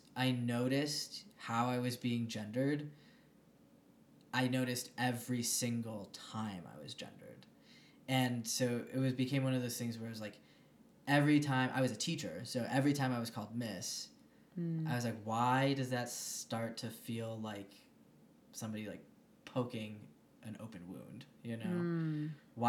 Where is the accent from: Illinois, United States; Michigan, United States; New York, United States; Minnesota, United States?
Michigan, United States; moved away as an adult; now in Denver, United States; I grew up in Michigan